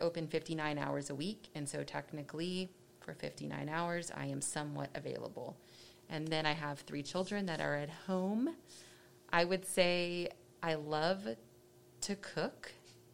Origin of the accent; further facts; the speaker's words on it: Dallas, Texas, United States; I grew up in Dallas and went to a small school